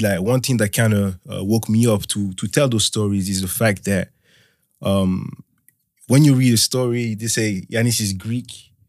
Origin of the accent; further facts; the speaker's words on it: France; also born or lived in Togo / Benin / Ghana; now in Leeds, United Kingdom; Yeah, I grew up in France and I grew up on the border of Switzerland as well.